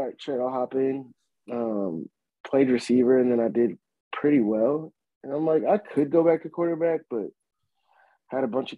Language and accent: English; Minneapolis, Minnesota, United States; moved away; also born or lived in Atlanta; I grew up in South Minneapolis